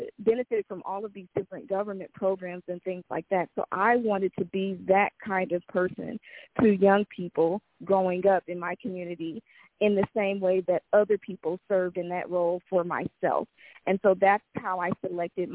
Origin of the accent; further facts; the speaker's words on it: Los Angeles, California, United States; I grew up in South Central Los Angeles